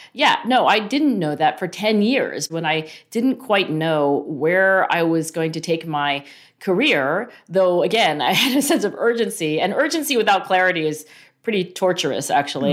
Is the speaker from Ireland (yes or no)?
no; Cherry Hill, New Jersey, United States; I grew up in Cherry Hill, New Jersey